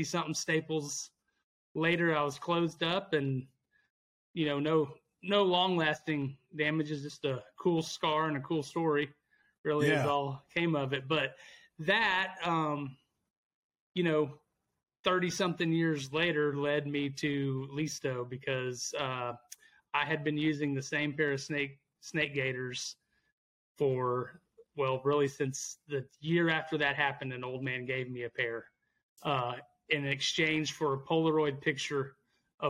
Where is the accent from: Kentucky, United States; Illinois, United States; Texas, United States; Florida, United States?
Texas, United States; Abilene; Born and raised in Abilene, Texas.